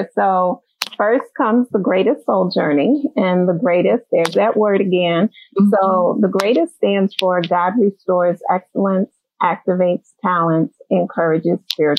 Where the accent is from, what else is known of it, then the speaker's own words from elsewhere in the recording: Philadelphia, Pennsylvania, United States; I am born and raised in Philadelphia. Uptown, as they say, in the Germantown area / Mount Airy. So I'm from that side of town.